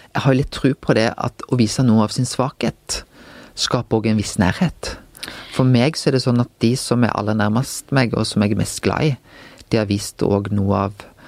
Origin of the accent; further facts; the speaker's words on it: Bømlo, Vestland, Norway; moved away as an adult; also born or lived in Bergen; jeg vokste jo opp på Bømlo.